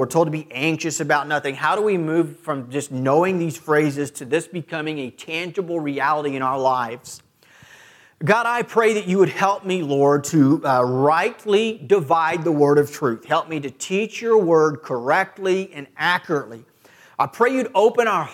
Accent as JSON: {"language": "English", "town": "Clearwater", "region": "Kansas", "country": "United States", "tie": "born or raised there", "said": "I've never lived anywhere else in this country. Born and raised in Clearwater, Kansas, 20 miles from here"}